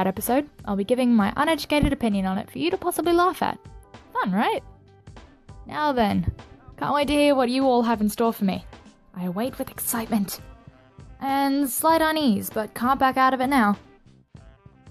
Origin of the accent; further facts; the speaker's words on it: Australia; I'm the Aussie girl with a big mouth